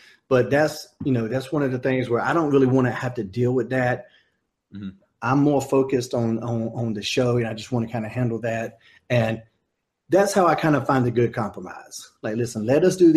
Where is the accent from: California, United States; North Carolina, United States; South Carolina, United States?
North Carolina, United States; Smithfield; There's an aquatic center in Smithfield, North Carolina that has a real big gymnasium type things that you could pack a bunch of people in. And that's my hometown